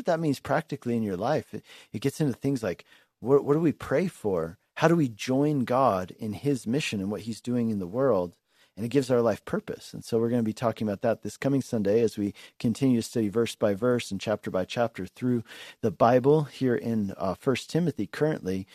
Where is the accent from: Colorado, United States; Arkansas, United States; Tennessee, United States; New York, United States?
Colorado, United States; Denver; moved away as an adult; also born or lived in Hungary; I grew up in the Denver area, so I'm a local